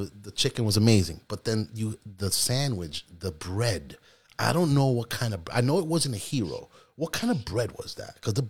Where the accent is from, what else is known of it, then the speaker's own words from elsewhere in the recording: New York City, New York, United States; also born or lived in Queens; I'm from New York.